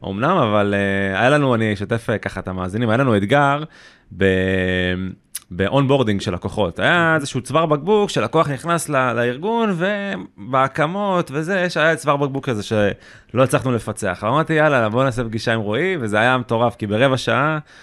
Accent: Beersheba, Southern District, Israel; גם אני מבאר שבע

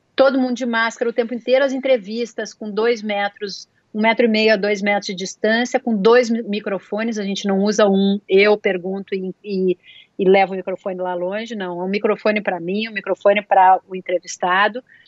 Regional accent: Brazil; moved away; eu sou do Brasil

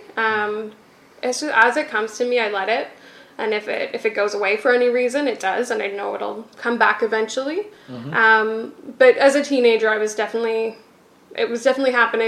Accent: Kitchener, Ontario, Canada; I was raised in Kitchener.

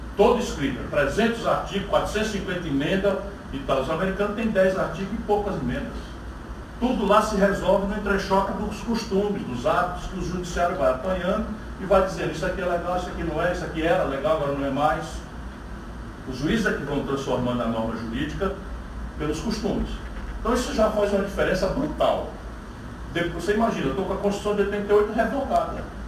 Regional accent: Northeast Region, Brazil; eu sou nordestino, do semiárido

